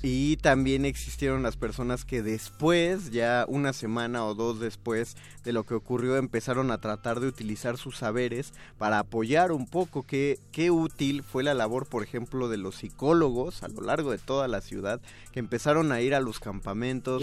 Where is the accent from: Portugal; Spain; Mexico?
Mexico; los mexicanos olvidamos